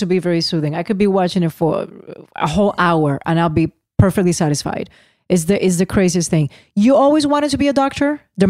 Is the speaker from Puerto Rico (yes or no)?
yes; Puerto Rico; growing up in Puerto Rico